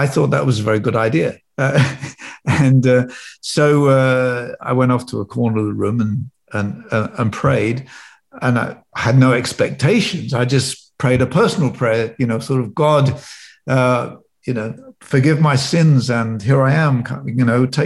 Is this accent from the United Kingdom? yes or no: yes; Northamptonshire, East Midlands, United Kingdom; I was brought up in Northamptonshire in a little village.